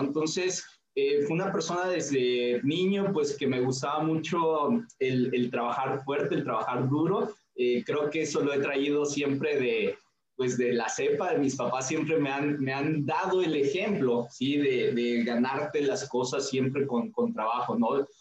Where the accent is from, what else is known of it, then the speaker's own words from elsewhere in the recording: Tulancingo, Hidalgo, Mexico; now in Villahermosa, Mexico; yo soy de la ciudad de Tulancingo Hidalgo, ahí es donde nací